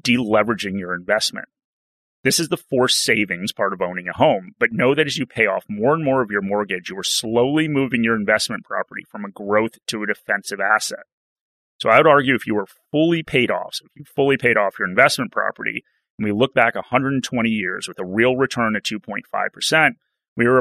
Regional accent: United States; now in Australia; an American that lived through the GFC

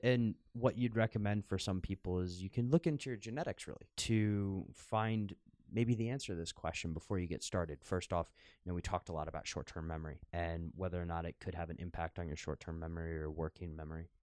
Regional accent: United States; now in Amsterdam, Netherlands; growing up in the United States

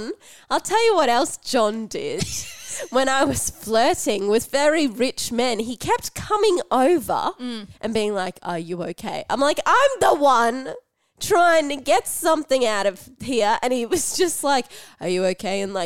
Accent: United States; I'm American

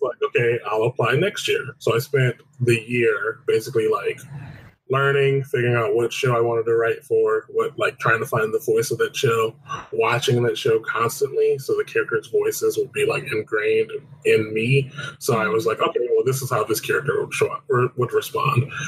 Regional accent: Detroit, Michigan, United States; moved away as an adult; now in Los Angeles, United States; I was born and raised in Detroit, Michigan

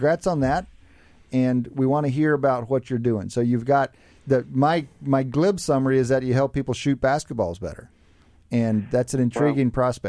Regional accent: West Texas, United States; now in Philadelphia, United States; I'm from West Texas

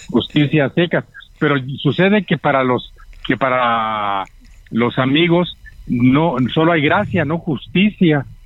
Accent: Guadalajara, Jalisco, Mexico; moved away; Sí, sí, no, está bien, está bien. Yo viví en Guadalajara muchísimo tiempo. Ahí me crié y ahí estuve hasta hace 40 años.

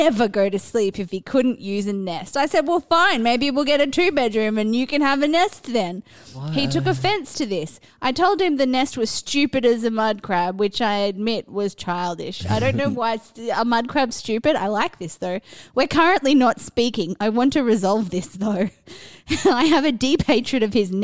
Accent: Australia; I'm Australian

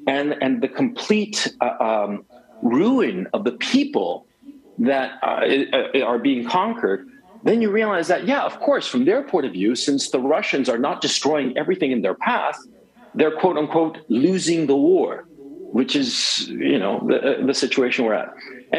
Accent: Chile; English is a second language; also born or lived in United States; I am from Chile. My accent doesn't make it sound that way. And I grew up, I spent a lot of time in the United States.

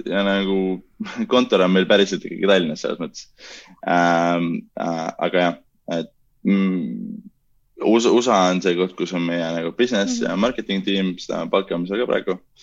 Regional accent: Pärnu, Pärnu County, Estonia; mina ja Kaspar oleme pärnakad

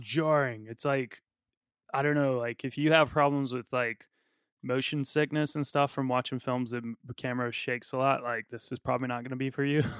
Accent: United States; I'm from America

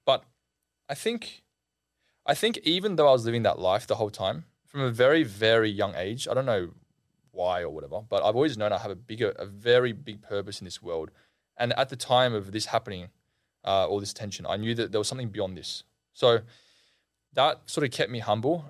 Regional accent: Australia; I'm Australian

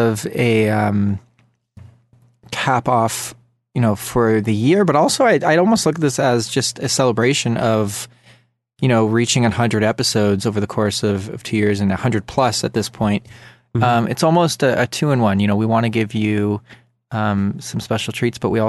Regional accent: Canada; I'm from Canada

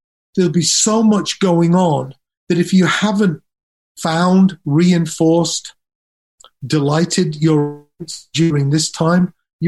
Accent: Nuneaton, West Midlands, United Kingdom; born there; also born or lived in Leeds / Durham; So I was born in Nuneaton. We moved to Leeds, then from Leeds to Durham, and then I left home and I eventually moved to London

